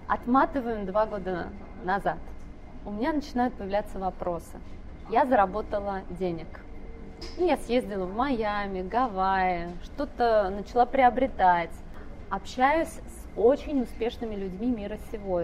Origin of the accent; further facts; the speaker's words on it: Ivanovo, Ivanovo Oblast, Russia; moved away as an adult; also born or lived in Texas; я из Иванова